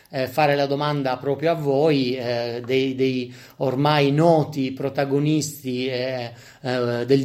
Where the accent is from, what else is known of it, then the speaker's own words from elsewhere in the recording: Apulia, Italy; essendo pugliesi come me